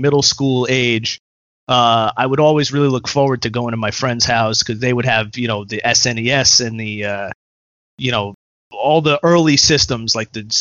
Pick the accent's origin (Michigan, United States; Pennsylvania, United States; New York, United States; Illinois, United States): New York, United States; Pleasantville; also born or lived in Brooklyn, New York; I grew up in a pretty small pretty small town where everyone knew each other.